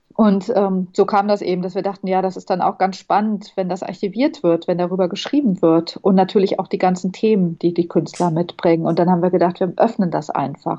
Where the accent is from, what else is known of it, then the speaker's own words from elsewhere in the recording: Bonn, North Rhine-Westphalia, Germany; moved away as an adult; also born or lived in Southern Germany / abroad; now in Berlin, Germany; Ich bin in Süddeutschland geboren und dann im Ausland und in Bonn aufgewachsen. In Bonn habe ich Abitur gemacht